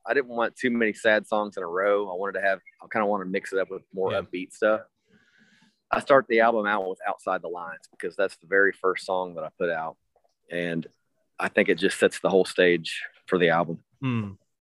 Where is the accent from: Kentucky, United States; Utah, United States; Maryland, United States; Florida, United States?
Kentucky, United States; Berea; growing up in Berea, Kentucky